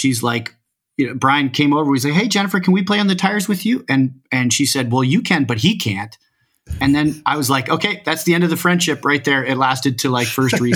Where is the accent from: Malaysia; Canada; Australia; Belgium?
Canada; Hamilton, Ontario; also born or lived in United States; I came to Hamilton, Ontario from there with my family in grade four